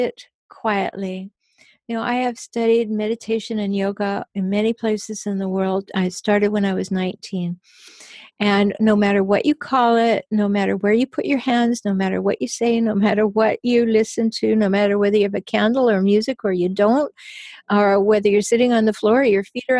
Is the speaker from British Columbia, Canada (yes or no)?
yes; Nanaimo, British Columbia, Canada; now in San Diego, United States; I'm from a tiny town. I'm from Nanaimo, and it was tiny when I was born.